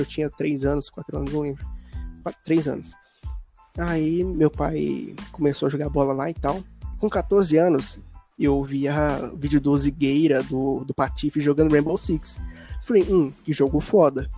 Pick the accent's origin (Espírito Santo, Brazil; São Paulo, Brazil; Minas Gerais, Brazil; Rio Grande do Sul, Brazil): Minas Gerais, Brazil; Buenópolis; also born or lived in Curvelo; now in Sete Lagoas, Brazil; lá na minha cidade natal, lá em Buenópolis